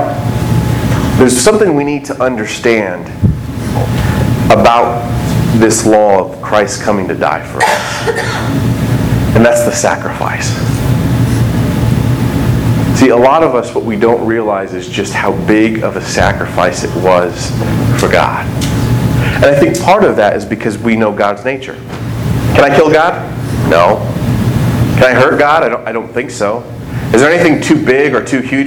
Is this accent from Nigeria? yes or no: no; United States